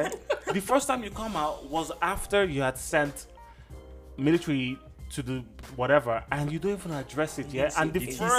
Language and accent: English; Nigeria; as a Nigerian, yeah, man, it ticked me off, man.